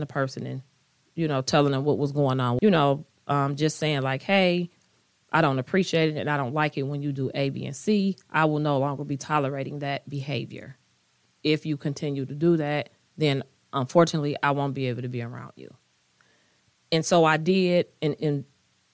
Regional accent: United States; I am African American. I am Black

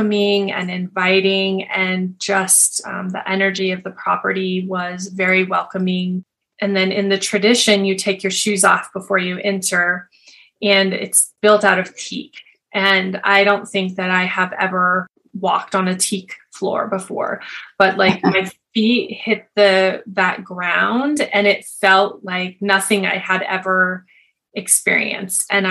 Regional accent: Montana, United States; now in Colorado, United States; live in Colorado in the United States, but I grew up in Montana.

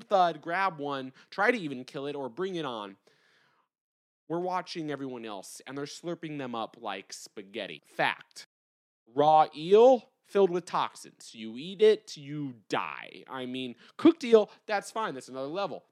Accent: United States; us as Americans

